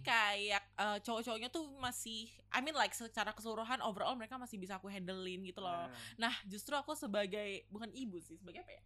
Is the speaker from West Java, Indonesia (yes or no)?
no; Batam, Riau Islands, Indonesia; moved away as an adult; now in Surabaya, Indonesia; aku kebetulan anak Batam ya yeah. Jadi kayak yang perantau dari luar Jawa Timur